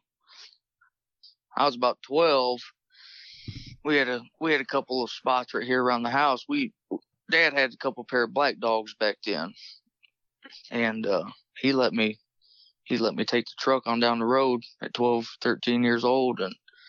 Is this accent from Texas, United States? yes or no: no; La Crosse, Indiana, United States; I'm from La Crosse, Indiana.